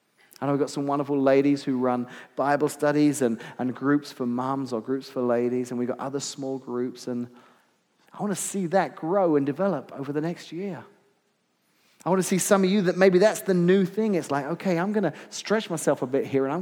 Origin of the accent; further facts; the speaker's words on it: United Kingdom; now in Midwest, United States; I grew up just outside of London, so I really don't have many farming illustrations at all